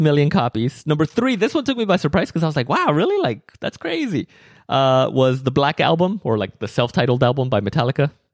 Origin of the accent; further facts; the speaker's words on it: Mexico; moved away; growing up in Mexico